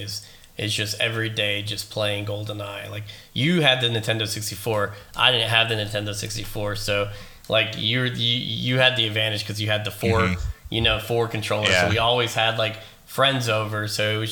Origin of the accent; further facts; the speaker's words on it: Charlotte, North Carolina, United States; Obviously, we grew up in Charlotte, North Carolina, down in the South.